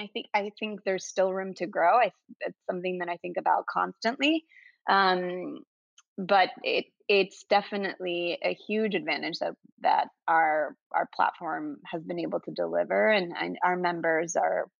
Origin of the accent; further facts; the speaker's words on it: Venezuela; moved away; I'm originally from South America, um, Venezuela